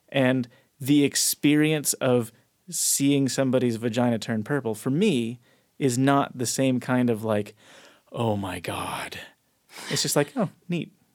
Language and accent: English; Chino Hills, California, United States; Southern California, Chino Hills, California.